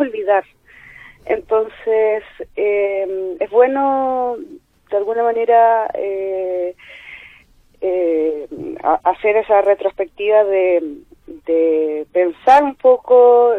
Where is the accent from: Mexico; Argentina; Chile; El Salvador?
Chile; Concepción, Biobío; moved away as an adult; now in Chillán, Chile; Yo soy de Conce, pero estoy viviendo en Chillán por trabajo.